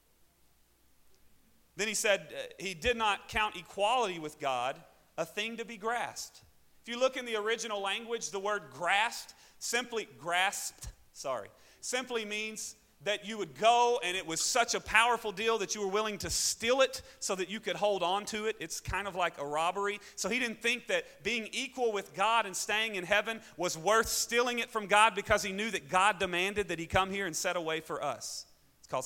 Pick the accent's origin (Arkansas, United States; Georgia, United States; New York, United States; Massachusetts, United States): Arkansas, United States; accent: southern; Arkansas; moved away as an adult; also born or lived in Springfield, Missouri; now in Syracuse, United States; I'm from Arkansas